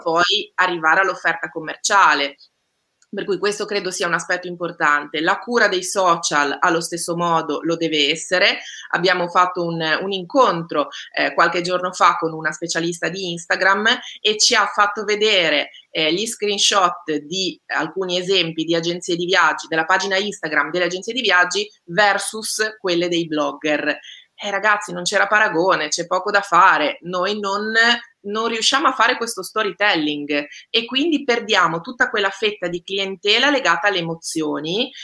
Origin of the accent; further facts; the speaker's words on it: Liguria, Italy; io Ligure